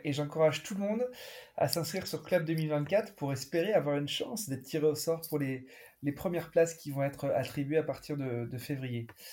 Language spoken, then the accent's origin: French; France; on est français